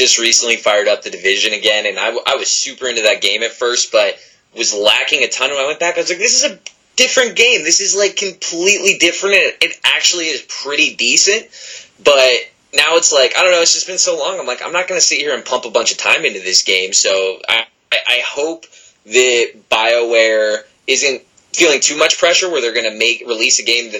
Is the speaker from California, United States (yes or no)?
no; Nevada, United States; Oh yeah, we're from Nevada.